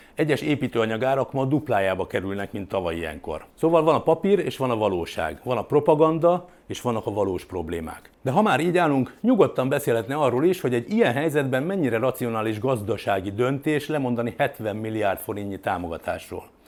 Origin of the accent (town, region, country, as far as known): Hungary